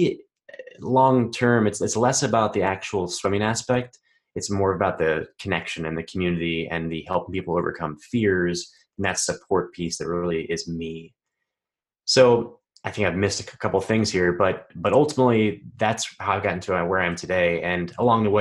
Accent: Texas, United States; growing up in Texas, I had a pretty easy childhood

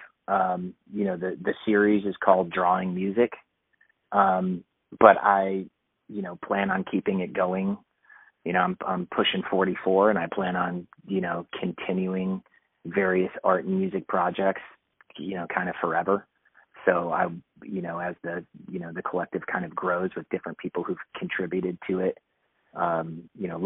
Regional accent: Texas, United States; I was raised in Texas under football culture

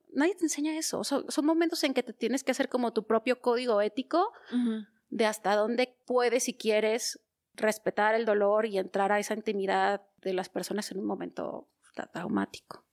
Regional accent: Torreón, Coahuila, Mexico; also born or lived in Gómez Palacio, Durango; yo nací en Torreón, en estricto sentido en Gómez Palacio, pero para mayor referencia geográfica en Torreón

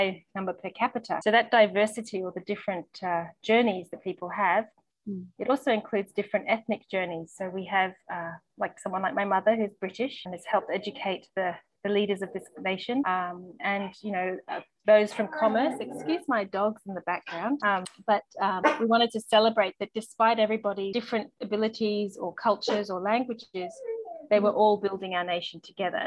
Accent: Vanuatu; I was born in Vanuatu at the time when it was called New Hebrides, so pre-independence.

